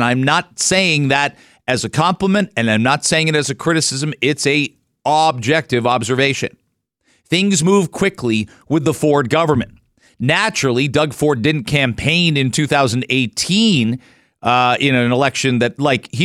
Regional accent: London, Ontario, Canada; now in Toronto, Canada; Growing up in London, living close to Toronto

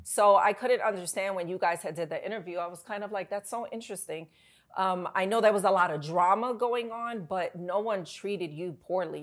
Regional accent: New York City, New York, United States; also born or lived in Bronx; I grew up in New York

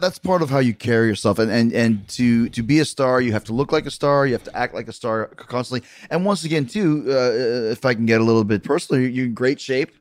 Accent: Winnipeg, Manitoba, Canada; also born or lived in Manhasset, New York; I, I grew up watching wrestling in Winnipeg

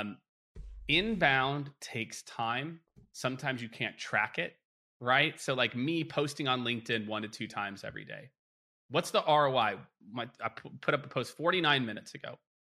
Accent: Midwest, United States; growing up in the Midwest

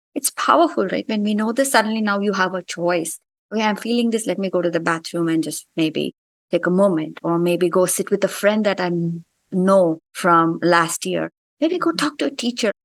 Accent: India; moved away as an adult; now in United States; I grew up in India

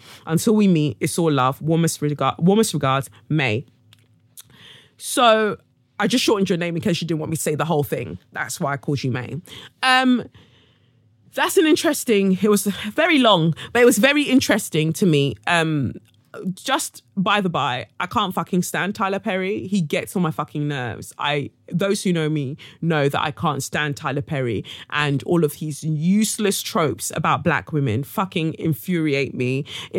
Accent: Abidjan, Côte d’Ivoire; It is fair to say that I grew up in Abidjan, and this sort of rhetoric tends to be more pronounced in the motherland.

